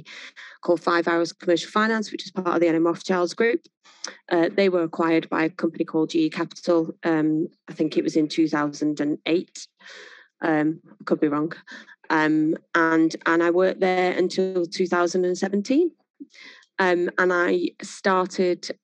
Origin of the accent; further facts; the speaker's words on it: Manchester, North West England, United Kingdom; also born or lived in Worsley; I was born in a place called Mars Platin, which is just on the outskirts of Manchester. Family then moved further north Manchester to a place called New Moston.